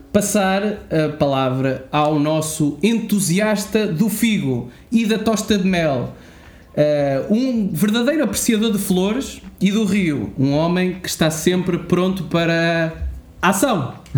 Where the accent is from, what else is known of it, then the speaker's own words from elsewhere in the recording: Castelo Paiva, Aveiro District, Portugal; Nós somos também de Castelo Paiva